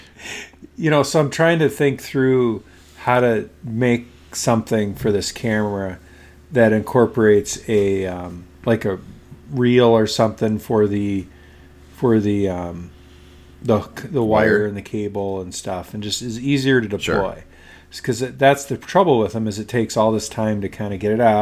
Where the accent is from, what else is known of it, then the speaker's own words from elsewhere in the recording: Midwest, United States; Jeff and I from the Midwest